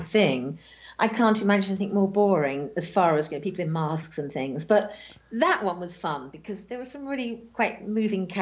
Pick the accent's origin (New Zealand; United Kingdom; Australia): United Kingdom; being British